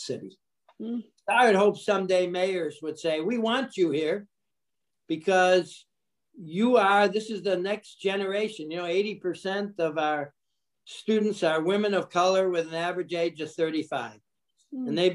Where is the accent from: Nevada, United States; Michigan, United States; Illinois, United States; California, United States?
Michigan, United States; Detroit; moved away; also born or lived in New York City; I grew up in Detroit, Michigan